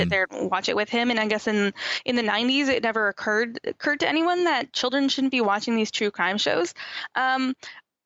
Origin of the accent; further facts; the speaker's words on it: Niagara, Ontario, Canada; also born or lived in Nova Scotia; I'm born and raised in Niagara, just down the road from Buffalo.